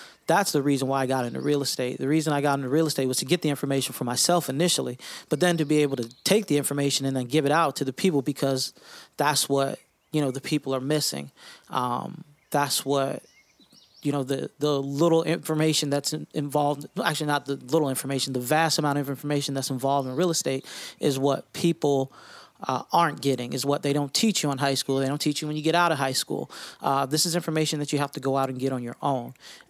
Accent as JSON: {"language": "English", "town": "West Palm Beach", "region": "Florida", "country": "United States", "said": "Well, you know, obviously … from West Palm Beach, Florida."}